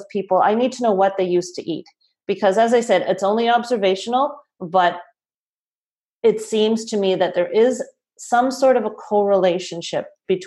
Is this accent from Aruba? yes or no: no; Toronto, Ontario, Canada; I'm from Toronto